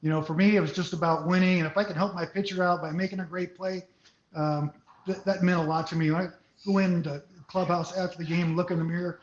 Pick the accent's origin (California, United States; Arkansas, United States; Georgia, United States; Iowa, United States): California, United States; Santa Clara; also born or lived in San Jose; I was born in San Jose, raised in Santa Clara